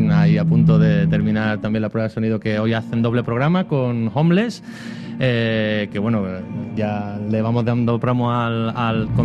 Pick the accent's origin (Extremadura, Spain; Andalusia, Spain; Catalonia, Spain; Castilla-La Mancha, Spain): Extremadura, Spain; yo soy extremeño y el primer grupo que me flipó, digamos, de la escena española indie fue ….